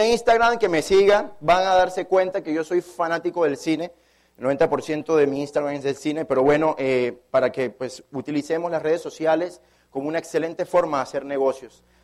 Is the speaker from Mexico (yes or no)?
no; Panama; moved away; Para mí es un honor como panameño estar en mi país. Yo tenía tres años de no venir a mi país. Me he encontrado una ciudad de Panamá evolucionada